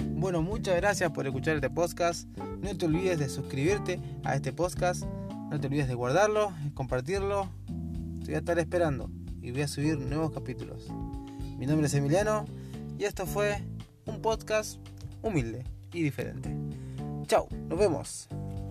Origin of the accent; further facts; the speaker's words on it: Argentina; yo soy de Argentina